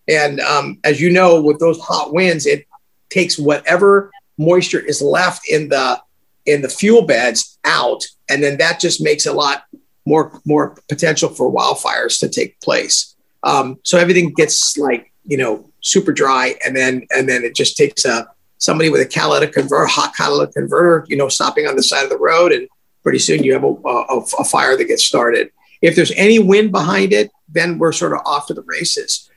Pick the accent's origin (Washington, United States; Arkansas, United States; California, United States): California, United States; I grew up in California, born and raised here